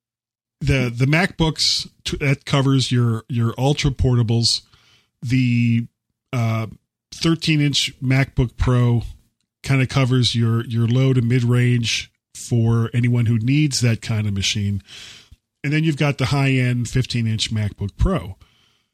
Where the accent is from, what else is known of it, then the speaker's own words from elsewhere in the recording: Florida, United States; I am a blonde from Florida